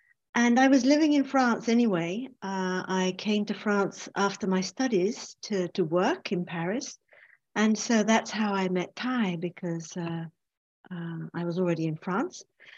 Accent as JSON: {"language": "English", "region": "England", "country": "United Kingdom", "accent": "English", "said": "And myself, and of course I'm English, as you can hear from my voice."}